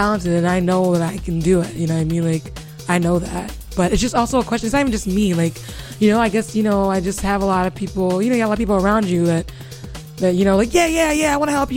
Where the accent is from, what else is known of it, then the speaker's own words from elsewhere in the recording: Nigeria; I'm Nigerian